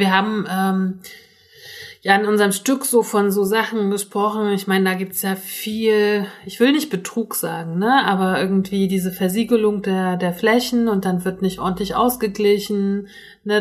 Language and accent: German; Northern Germany, Germany; ich komme ja aus Norddeutschland